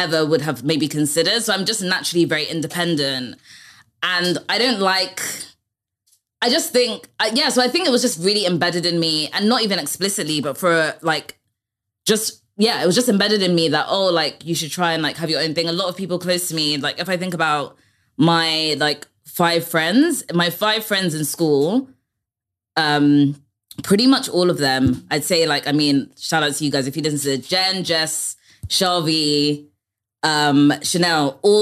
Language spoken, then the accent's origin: English; London, United Kingdom; I grew up in North London, I grew up in Barnet.